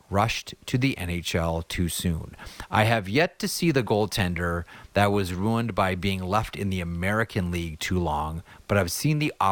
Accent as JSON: {"language": "English", "town": "Toronto", "region": "Ontario", "country": "Canada", "tie": "born or raised there", "said": "So I grew up in Toronto"}